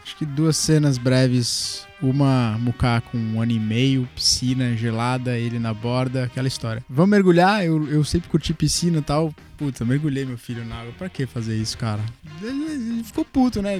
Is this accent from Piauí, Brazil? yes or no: yes; Piauí, Brazil; eu sou piauiense. Eu sou do Piauí, no Piauí todo mundo tem rede